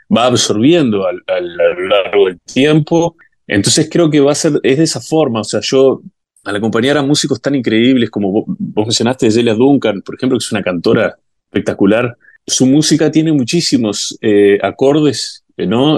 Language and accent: Spanish; Uruguay; moved away as an adult; now in Brazil; yo como uruguayo